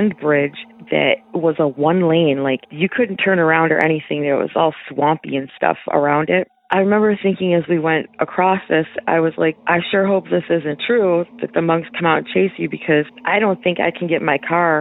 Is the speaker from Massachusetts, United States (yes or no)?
no; Michigan, United States; I'm from Michigan